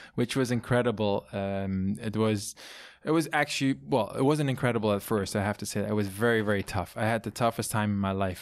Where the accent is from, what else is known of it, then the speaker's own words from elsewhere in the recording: southernmost part of the Netherlands, Limburg, Netherlands; English is a second language; moved away as an adult; also born or lived in France / China / New York; now in Napa Valley, United States; the part where I grew up and was born is the, the most southern, eastern part, which is a hilly part.